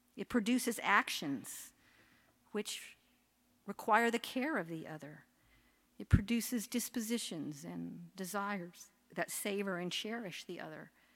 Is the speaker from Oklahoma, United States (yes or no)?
yes; Oklahoma, United States; moved away; I grew up in Oklahoma